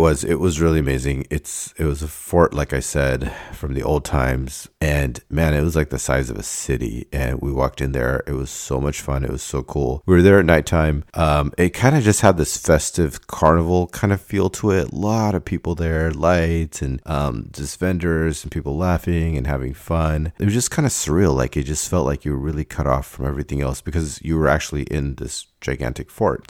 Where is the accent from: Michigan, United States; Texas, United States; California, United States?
California, United States; Davis; I started missing Davis as my home